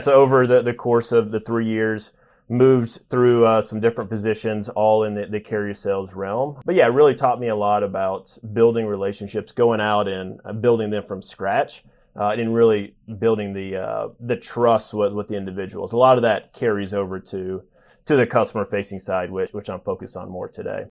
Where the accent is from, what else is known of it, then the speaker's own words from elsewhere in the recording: a town just north of Nashville, Tennessee, United States; moved away as an adult; also born or lived in Knoxville, Tennessee; now in New York, United States; grew up in a town just north of Nashville, about 30 minutes, and spent the majority of my life in, in Tennessee